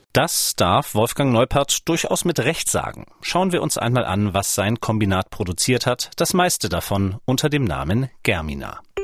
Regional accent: Schleswig-Holstein, Germany; now in Leipzig, Germany; seit 17 Jahren Leipziger, geboren 1984 in Schleswig-Holstein.

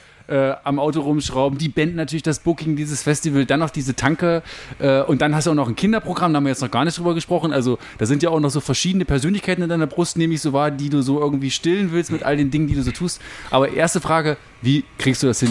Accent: the area around Bitterfeld, Saxony-Anhalt, Germany; ich bin ja hier auch in der Gegend groß geworden

